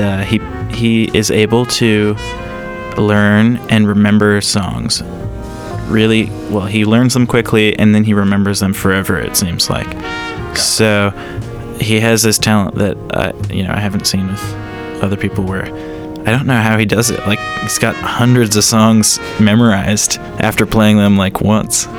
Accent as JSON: {"language": "English", "region": "Alberta", "country": "Canada", "said": "we're from Alberta"}